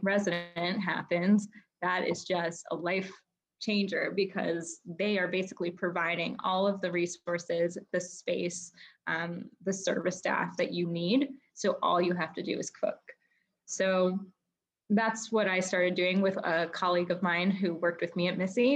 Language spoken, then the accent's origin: English; United States; I grew up outside of Washington, D.C.